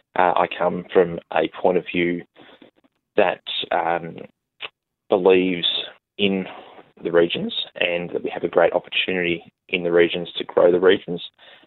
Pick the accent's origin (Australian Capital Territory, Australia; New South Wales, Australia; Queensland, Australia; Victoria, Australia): Victoria, Australia; Melbourne; now in Tintinara, Australia; I'm a first-generation farmer, you could say, from the upper southeast, based out of Tintinara. I'm not actually from the bush originally. I was born in Melbourne.